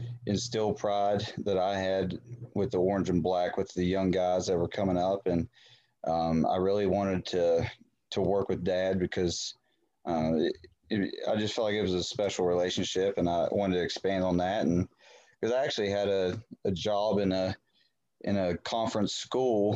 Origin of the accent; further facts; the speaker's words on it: Elkins, West Virginia, United States; also born or lived in Fairmont, West Virginia; I was born and raised in Elkins